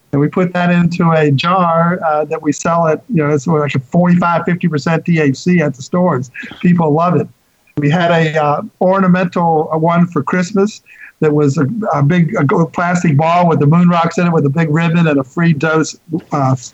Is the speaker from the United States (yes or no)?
yes; Winston-Salem, North Carolina, United States; my hometown is Winston Salem, North Carolina, which is the home of R.J. Reynolds